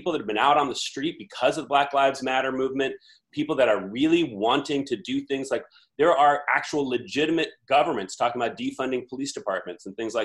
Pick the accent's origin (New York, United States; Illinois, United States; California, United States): California, United States; Campbell; also born or lived in Sacramento; born and raised in the Bay Area, South Bay specifically